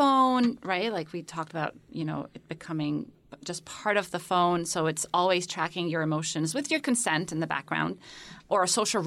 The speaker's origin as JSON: {"language": "English", "country": "Kuwait", "tie": "born or raised there", "also_born_or_lived": "Cairo, Egypt / United Arab Emirates / Cambridge", "moved": "as an adult", "lives_now": "United States", "said": "I was born in Cairo. I'm Egyptian originally. And then I lived most of my childhood in the Gulf. So first in Kuwait, and then my parents, after the first Gulf War, moved to the United Arab Emirates"}